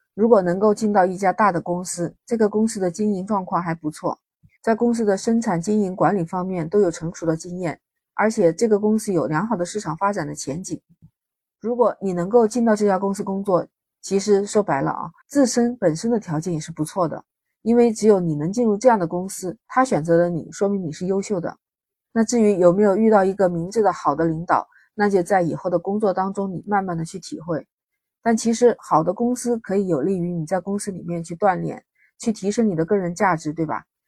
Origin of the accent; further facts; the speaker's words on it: China; 我们中国人